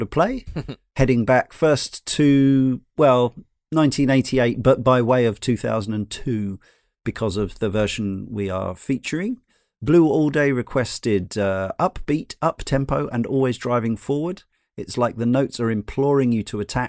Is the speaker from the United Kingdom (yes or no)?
yes; United Kingdom; I was a child of the arcades and home computers being a British mm-hmm. kid